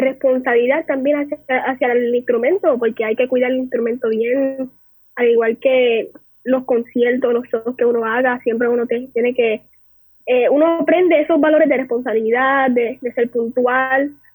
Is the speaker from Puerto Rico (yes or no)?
yes; San Juan, Puerto Rico; nativa de San Juan Santurce tras talleres